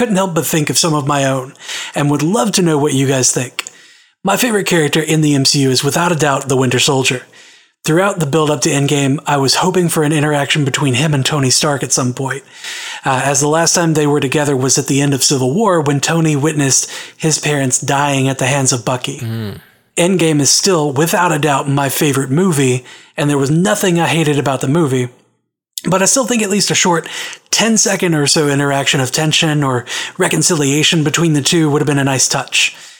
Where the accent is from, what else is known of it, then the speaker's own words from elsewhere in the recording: Australia; I'm an Australian and served in the Navy.